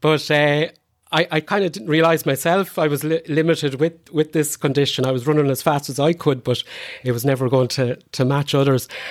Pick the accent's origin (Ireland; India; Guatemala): Ireland; Cootehall, Connacht; also born or lived in Boyle; I was born in, uh, Coot Hall, uh, Carlo, in Ardcarn specifically, and, um, grew up in, in, in that area